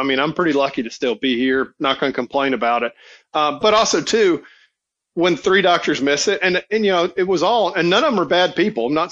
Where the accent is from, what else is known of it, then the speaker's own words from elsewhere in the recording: Atlanta, Georgia, United States; also born or lived in California; now in Mississippi, United States; I am a Southerner. I grew up in Atlanta